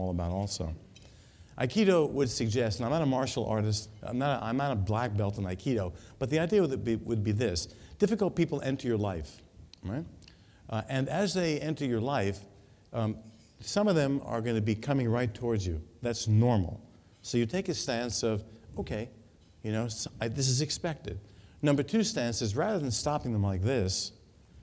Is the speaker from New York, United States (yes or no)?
yes; New York, United States; moved away; I come from New York